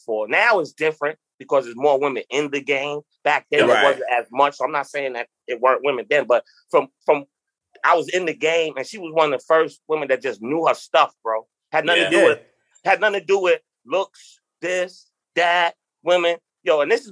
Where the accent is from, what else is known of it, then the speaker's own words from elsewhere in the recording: New York City, New York, United States; moved away; also born or lived in Detroit / Florida; From Queens. You know, just growing up in Queens in the 90s, tons of friends